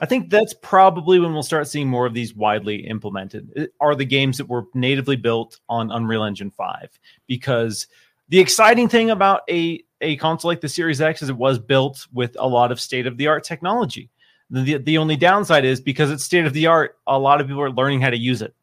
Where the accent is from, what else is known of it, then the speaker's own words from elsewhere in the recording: Seattle, Washington, United States; moved away; I come from Seattle